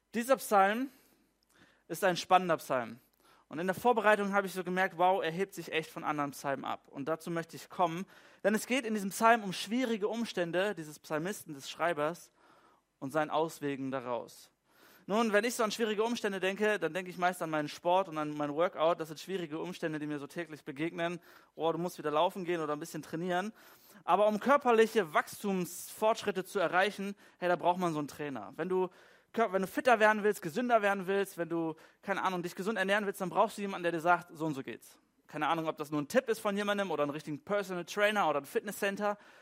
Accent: Germany; So als typischer Deutscher in unserer deutschen Kultur

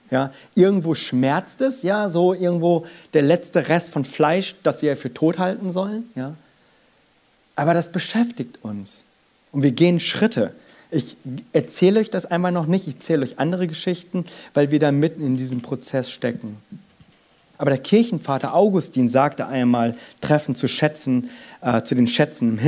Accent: South Korea; ich als Koreaner, ich bin hier klein

